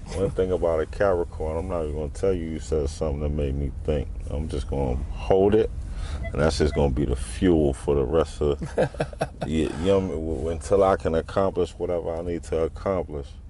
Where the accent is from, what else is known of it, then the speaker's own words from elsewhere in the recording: New York City, New York, United States; now in Harrisburg, United States; I, my father's from East New York, so I moved to East New York